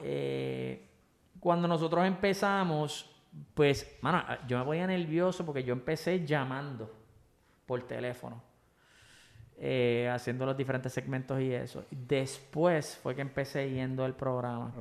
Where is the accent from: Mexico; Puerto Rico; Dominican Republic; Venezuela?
Puerto Rico; como buen boricua